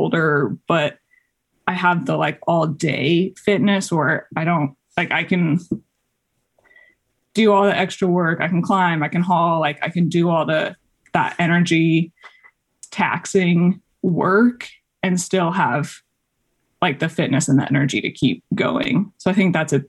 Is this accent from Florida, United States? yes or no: no; Colorado, United States; moved away as an adult; also born or lived in Texas / Washington; I grew up in Colorado, so kind of in my backyard